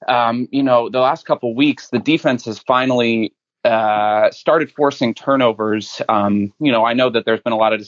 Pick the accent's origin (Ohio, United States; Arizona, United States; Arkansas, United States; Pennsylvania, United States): Ohio, United States; Cincinnati; now in New York City, United States; I'm from Cincinnati, live in New York City now.